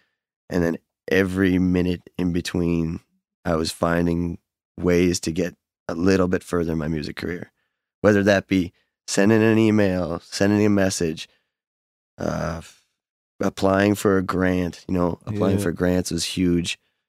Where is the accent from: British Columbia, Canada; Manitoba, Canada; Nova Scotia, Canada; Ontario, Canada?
Nova Scotia, Canada; Fall River; born or raised there; moved away as an adult; also born or lived in Halifax, Nova Scotia; now in northern New Brunswick, Canada